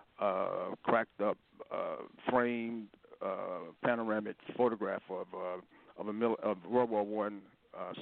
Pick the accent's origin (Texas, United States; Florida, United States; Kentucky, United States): Kentucky, United States; Louisville; I'm from Louisville, Kentucky